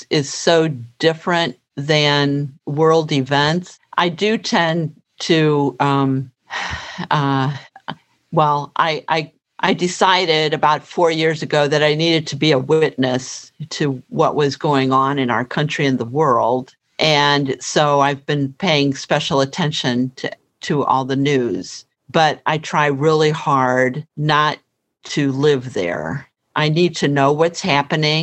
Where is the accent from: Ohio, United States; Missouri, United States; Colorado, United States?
Missouri, United States; St. Louis; I grew up in St. Louis